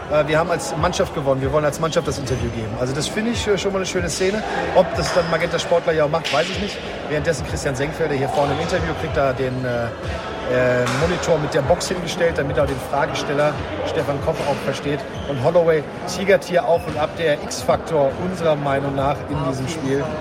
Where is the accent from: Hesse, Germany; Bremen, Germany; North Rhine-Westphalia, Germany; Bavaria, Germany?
North Rhine-Westphalia, Germany; Da sage ich als Rheinländer ganz ehrlich, äh, wir haben Kölsch